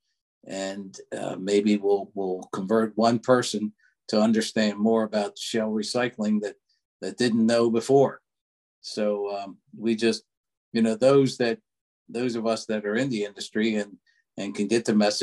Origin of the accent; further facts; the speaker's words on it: Baltimore County, Maryland, United States; moved away as an adult; now in York County, Pennsylvania, United States; I grew up in Baltimore County, Maryland, but right now living in just over the line in York County